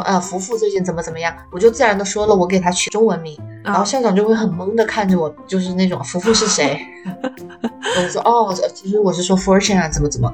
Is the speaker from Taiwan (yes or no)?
no; China; now in United States; 我是中国人，我，我英语不是母语